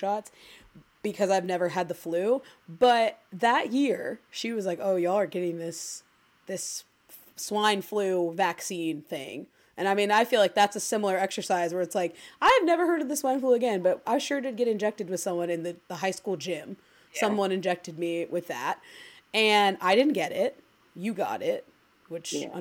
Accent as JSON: {"language": "English", "region": "Ohio", "country": "United States", "said": "we're from Ohio"}